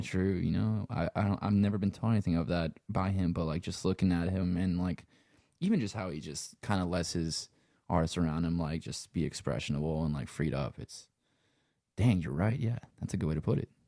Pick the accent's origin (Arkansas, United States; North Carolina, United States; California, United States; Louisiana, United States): Louisiana, United States; accent: Cajun; also born or lived in Los Angeles; I'm from Louisiana.